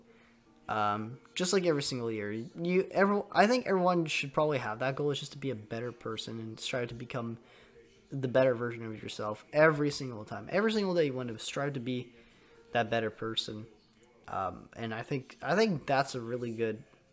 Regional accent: Canada; I'm Canadian

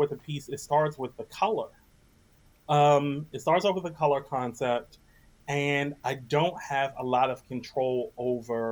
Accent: Washington, District of Columbia, United States; Washington D.C., my hometown, around the corner from where I grew up

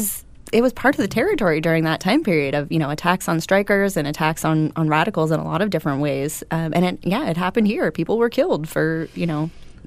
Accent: Portland, Oregon, United States; Born and raised in Portland

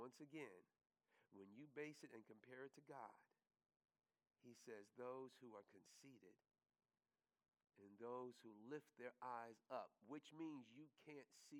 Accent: New York, United States; one of the things that you learn quickly growing up in New York is that you were always going to see the homeless

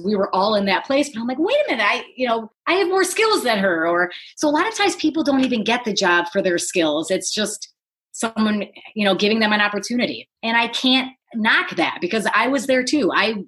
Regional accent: Detroit, Michigan, United States; moved away; I grew up in the Motor City, you know, in Detroit

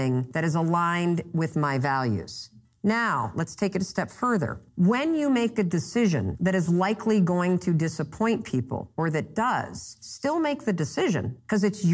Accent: Muskegon, Michigan, United States; now in Boston, United States; I grew up in Muskegon, Michigan

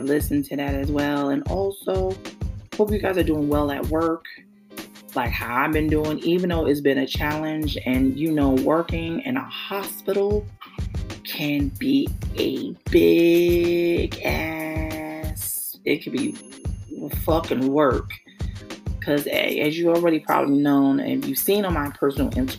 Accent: New York City, New York, United States; My hometown, New York City, Brooklyn, New York

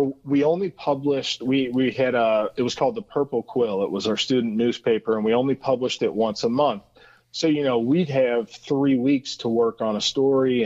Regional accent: Cincinnati, Ohio, United States; I am Cincinnati, born and raised

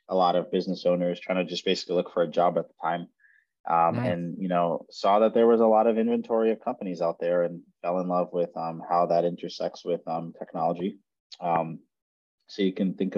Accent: New York City, New York, United States; moved away as an adult; also born or lived in California; I'm originally from Brooklyn, New York

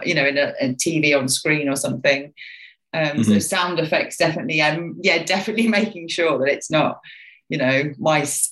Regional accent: West Midlands, United Kingdom; I'm from Midlands in West Midlands in obviously UK

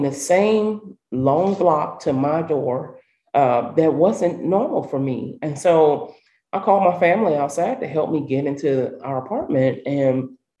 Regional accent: St. Louis, Missouri, United States; growing up in North St. Louis, we didn't have a lot of trees

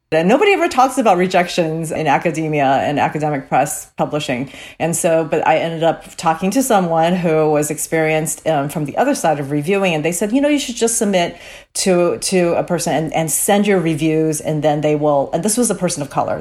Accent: Cerritos, California, United States; grew up in Cerritos, California

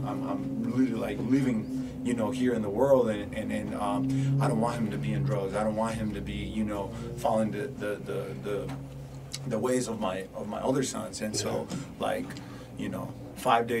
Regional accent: Mexico City, Mexico; now in Arizona, United States; I was born in Mexico City

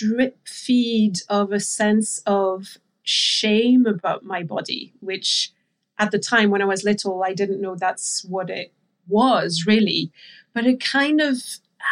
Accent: France; And I grew up in France, so I'm French.

